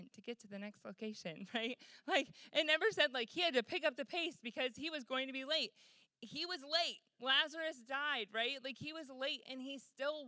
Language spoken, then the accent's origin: English; Michigan, United States; moved away; I'm from Michigan originally